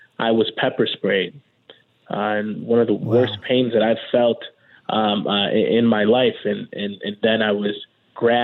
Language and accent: English; New York City, New York, United States; both of us, born and raised in Brooklyn